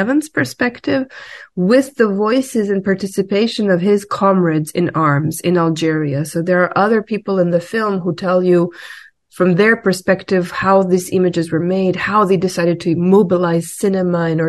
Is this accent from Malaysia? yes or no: no; Belgrade, Serbia; I'm also from Belgrade, like you.